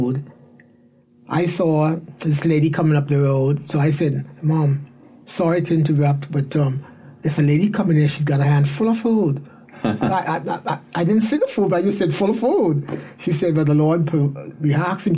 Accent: Cherokee Sound, Central Abaco, Bahamas; moved away as an adult; also born or lived in Nassau; I was born in Nassau, but I lived in Cherokee Sound, Abaco. And I stayed there until I was about 20 years old.

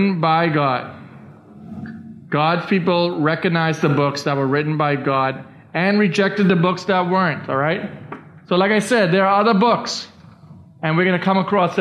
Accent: Bahamas; I was born in the Bahamas. I'm a Bahamian citizen.

